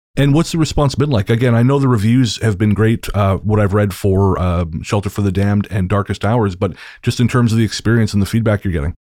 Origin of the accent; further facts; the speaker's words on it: Canada; I'm a, I'm a, also a Canadian author